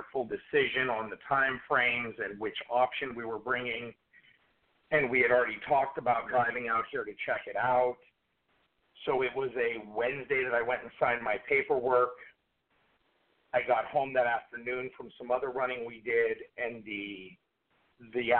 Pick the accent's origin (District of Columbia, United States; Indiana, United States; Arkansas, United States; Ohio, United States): Ohio, United States; Warren; I grew up in Warren, which is 15, 20 minutes from Lordstown